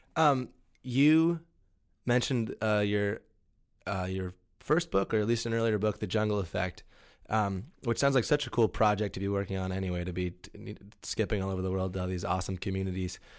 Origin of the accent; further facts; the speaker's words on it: Ohio, United States; I'm from Ohio, where everything's done huge scale